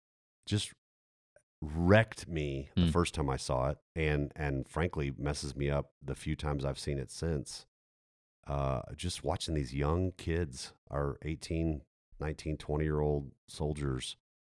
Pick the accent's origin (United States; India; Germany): Germany; I grew up, as a lot of our folks know, I grew up in Germany.